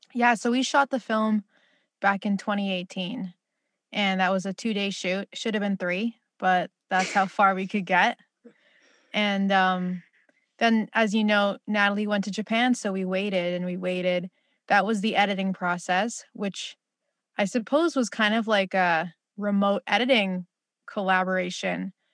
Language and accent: English; Philippines; as a Filipino